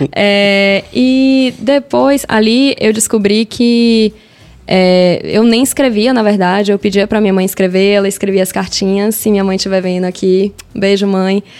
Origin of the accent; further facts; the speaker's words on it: Salvador, Bahia, Brazil; Eu sou de Salvador